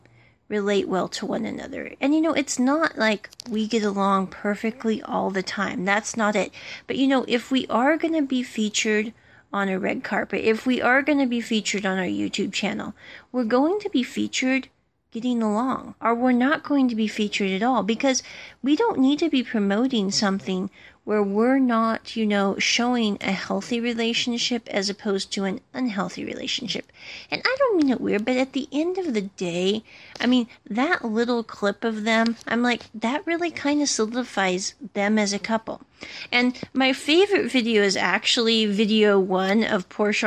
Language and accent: English; United States; I'm an American and I come from America